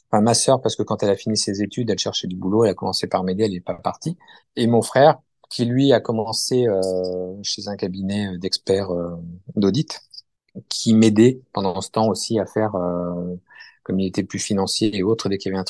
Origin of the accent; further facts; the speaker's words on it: Périgueux, Nouvelle-Aquitaine, France; born there; alors moi, bah, en fait, je suis né à Périgueux où j'ai passé les six premiers mois de ma vie.